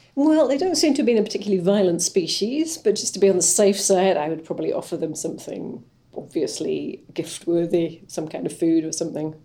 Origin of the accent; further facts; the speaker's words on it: West Wales, United Kingdom; I come from West Wales